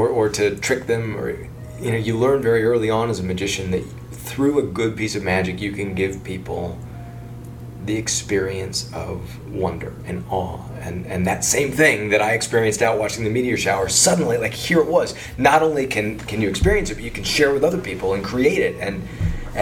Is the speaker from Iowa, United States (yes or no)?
yes; Ames, Iowa, United States; I grew up in Ames, Iowa.